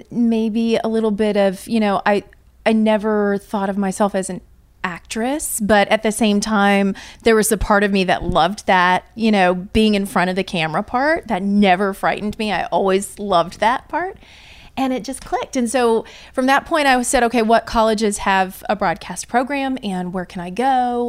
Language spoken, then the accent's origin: English; Indiana, United States; also born or lived in Louisville, Kentucky; I am from Indiana originally.